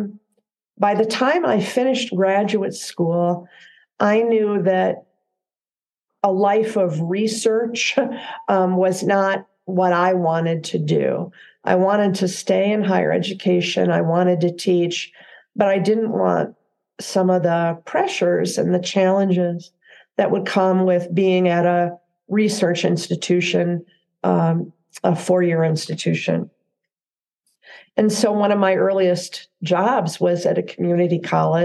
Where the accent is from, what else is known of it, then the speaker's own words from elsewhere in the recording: Southwest Michigan, United States; moved away as an adult; now in Central Oregon, United States; I grew up in a small town in Southwest Michigan